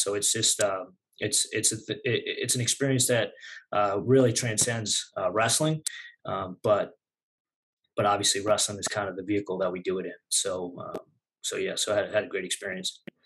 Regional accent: Southwest Nassau County, Long Island, New York, United States; moved away as an adult; grew up in uh, Southwest Nassau County, there, kind of ten minutes west of a much more notable high school program in Long Beach

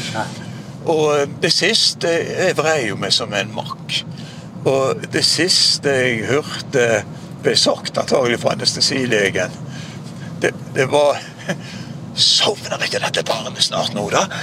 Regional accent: Bergen, Vestland, Norway; Borte i Nordre Skove, der jeg vokste opp

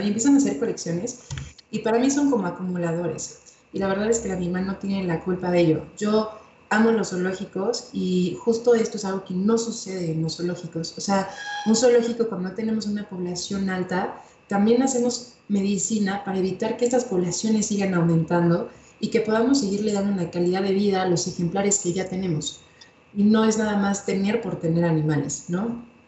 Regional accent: Mexico; como mexicanos

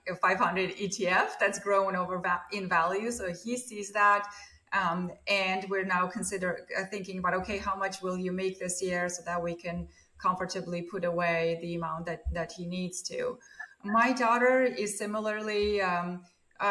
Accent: Armenia; moved away as an adult; now in Beverly, United States; I grew up in Armenia during the Soviet times

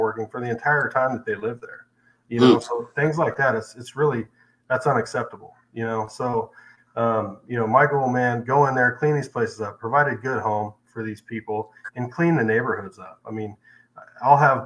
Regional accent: Salem, Oregon, United States; moved away as an adult; now in Springfield, United States; born and raised in Salem, Oregon

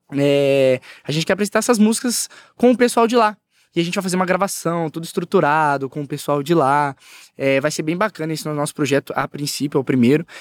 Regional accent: Ribeirão Preto, São Paulo, Brazil; Eu sou de, eu sou nascido em Ribeirão Preto, né? Uhum. Cidade quente pra caramba, aqui perto do interior. E assim, é, eu cresci assim, igreja pequena

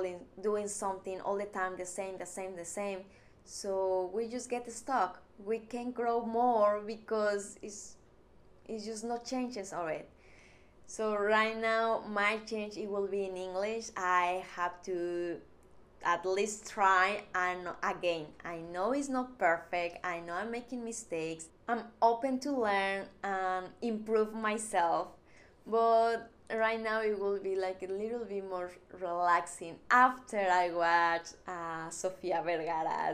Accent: Mexico; English is a second language; moved away as an adult; now in Texas, United States; I'm from Mexico

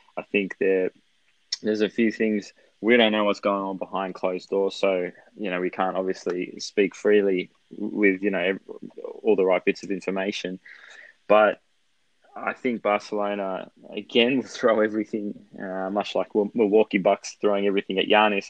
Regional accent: Australia; as an Australian Lazio fan who doesn't speak Italian

